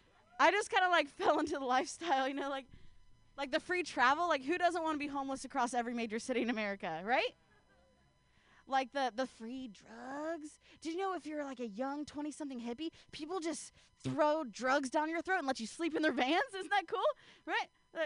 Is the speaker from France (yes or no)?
no; Ohio, United States; Oh man, I'm from the Midwest, you know. Actually, I'm from Ohio, and there's nothing west about it if you look at a map.